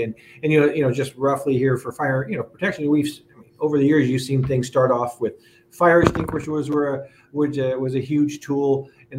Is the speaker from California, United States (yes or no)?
yes; California, United States; growing up in California